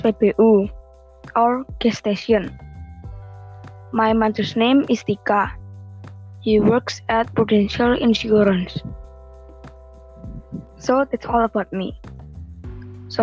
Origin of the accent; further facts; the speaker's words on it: Grobogan, Central Java, Indonesia; I was born in Grobogan the 28th of May 2008